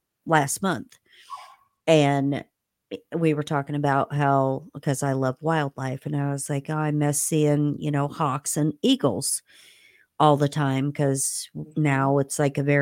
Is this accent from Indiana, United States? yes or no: yes; Indiana, United States; moved away; in between Bloomington and my hometown